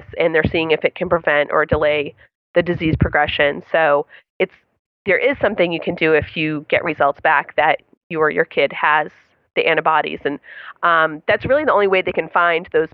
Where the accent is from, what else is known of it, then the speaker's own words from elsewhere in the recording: Boston, Massachusetts, United States; moved away as an adult; now in Florida, United States; I'm from Boston